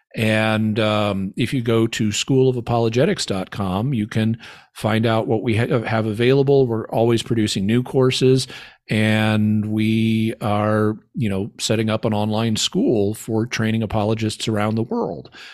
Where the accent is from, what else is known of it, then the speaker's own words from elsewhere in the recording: Arkansas, United States; moved away as an adult; also born or lived in California; I grew up here in Arkansas.